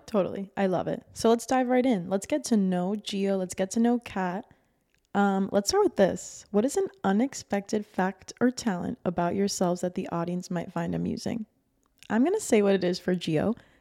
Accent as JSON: {"language": "English", "town": "Miami Beach", "region": "Florida", "country": "United States", "tie": "born or raised there"}